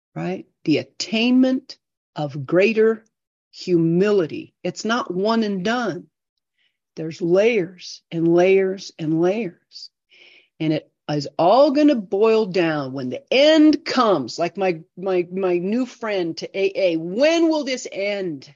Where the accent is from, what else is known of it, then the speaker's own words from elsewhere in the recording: United States; also born or lived in Idaho; I grew up in Iowa.